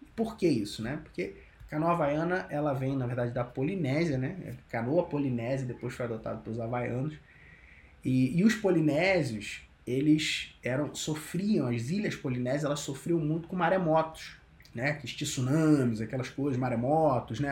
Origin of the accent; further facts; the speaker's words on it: Cabo Frio, Rio de Janeiro, Brazil; moved away as an adult; now in São Paulo, Brazil; Sempre que eu volto para Cabo Frio, né, que é minha, minha terra natal